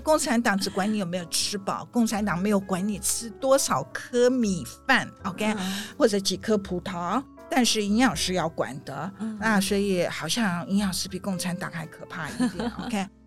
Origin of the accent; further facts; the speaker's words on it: Taiwan; now in New York, United States; 我们台湾人很含蓄